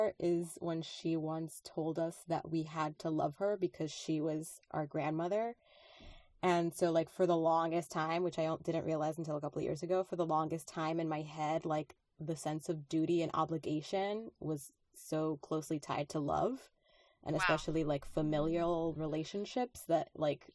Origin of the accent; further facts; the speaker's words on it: Dominican Republic; English is a second language; moved away; I was born in the Dominican Republic